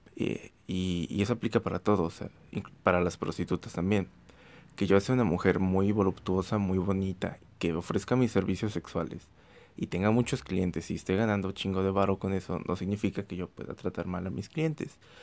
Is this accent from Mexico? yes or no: yes; Xalapa, Veracruz, Mexico; en Jalapa, Veracruz, Jalapa, Veracruz. Este, ya la dije, ya dije la ciudad de donde soy